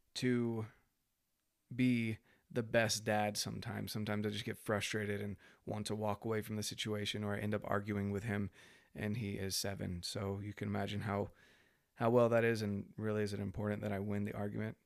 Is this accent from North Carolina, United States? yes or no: yes; North Carolina, United States; I was raised in North Carolina